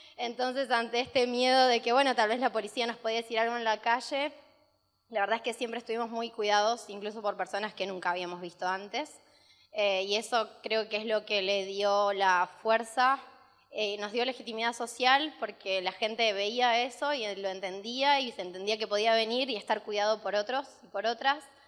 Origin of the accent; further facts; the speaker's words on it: Rosario, Santa Fe, Argentina; éramos de Rosario